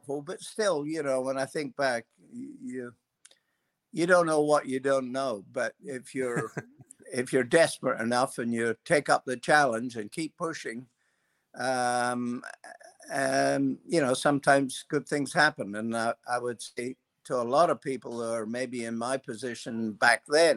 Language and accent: English; Scotland, United Kingdom; moved away as an adult; also born or lived in Perth, Australia; My family, after the war, when things were really pretty tough in Scotland, my father and a neighbor and his family and our family decided they'd take the challenge to emigrate to Australia